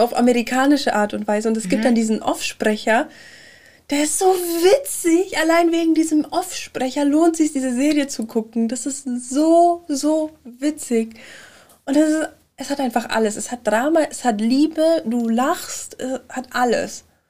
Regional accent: Germany; als Deutsche mit der Synchronisationskultur, die wir hier haben

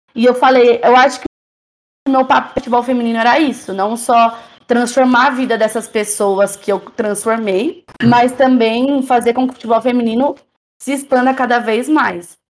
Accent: Jundiaí, São Paulo, Brazil; Eu sou de Jundiaí

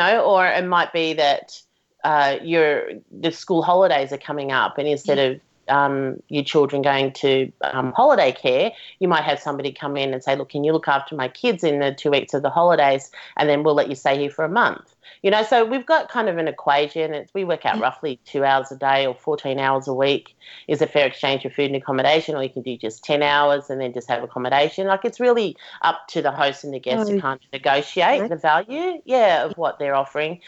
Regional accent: Melbourne, Victoria, Australia; So I'm from Melbourne

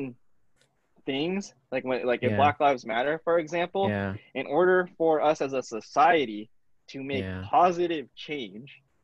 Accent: California, United States; growing up in California, you're kind of blessed with being in a melting pot of cultures

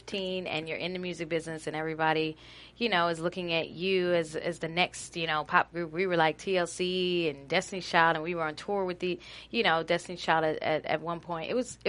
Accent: East Orange, New Jersey, United States; I'm from East Orange, New Jersey.

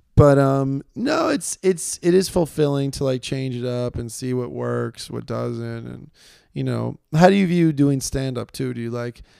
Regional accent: New York City, New York, United States; I'm from New York

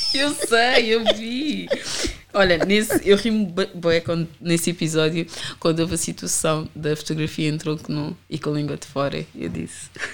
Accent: Amadora, Lisbon, Portugal; also born or lived in Rio de Mouro / Sintra line; eu sempre fui da Reboleira e eu cresci na Reboleira

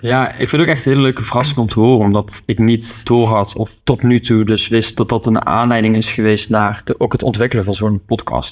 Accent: Buchten, Limburg, Netherlands; ik kom uit de buurt van Sittard, mhm. maar ik kom oorspronkelijk uit een dorpje genaamd Buchten

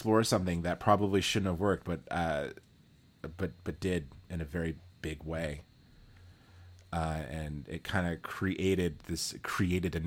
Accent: Texas, United States; I come from Texas

